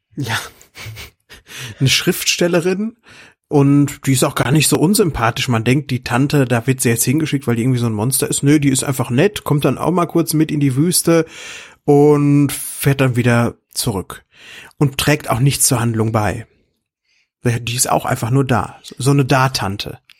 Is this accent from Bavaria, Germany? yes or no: no; Lüdenscheid, North Rhine-Westphalia, Germany; 1991 habe ich bei uns in Lüdenscheid im Kapitolkino gese gesessen